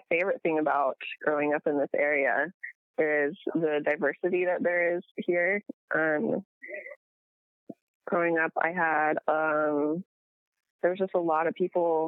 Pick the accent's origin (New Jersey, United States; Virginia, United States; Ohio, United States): Virginia, United States; Manassas; I was born in Northern Virginia, so it's Washington, D.C. area. I live, like, 45 minutes away from D.C.